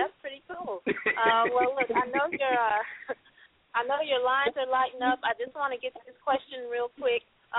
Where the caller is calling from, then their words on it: Kankakee, Illinois, United States; Actually, I'm calling from Kankakee, so not too far.